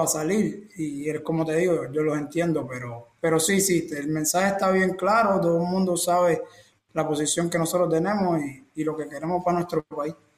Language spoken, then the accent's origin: Spanish; Cienfuegos, Cuba; moved away as an adult